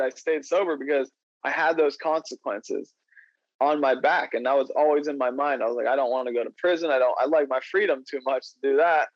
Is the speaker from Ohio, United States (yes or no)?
yes; Ohio, United States; I'm from Ohio